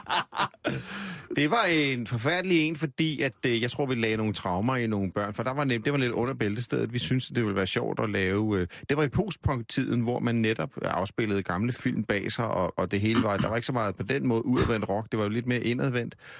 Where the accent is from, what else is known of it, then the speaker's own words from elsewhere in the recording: Denmark; vi er danskere